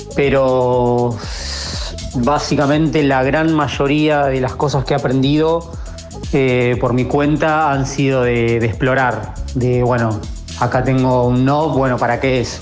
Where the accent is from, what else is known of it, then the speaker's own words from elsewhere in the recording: Santa Rosa, La Pampa, Argentina; yo soy de La Pampa, de Santa Rosa La Pampa